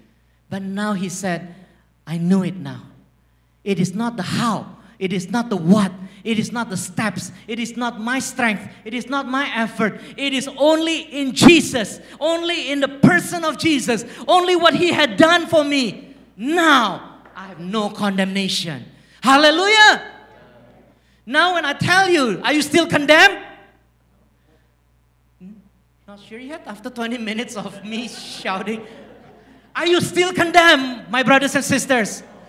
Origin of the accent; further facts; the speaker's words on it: Singapore; accent: Singlish; As you can tell, my Singlish is very strong. Okay. I grew up in Singapore.